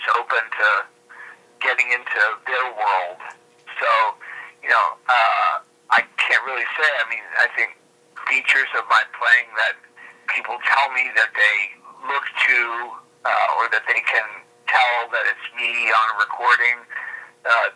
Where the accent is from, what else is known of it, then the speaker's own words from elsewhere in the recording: Cincinnati, Ohio, United States; moved away; I'm from Cincinnati